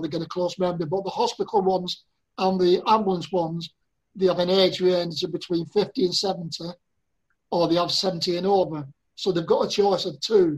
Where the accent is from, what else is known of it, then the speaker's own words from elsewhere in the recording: Torbay, South West England, United Kingdom; here in my hometown of Torbay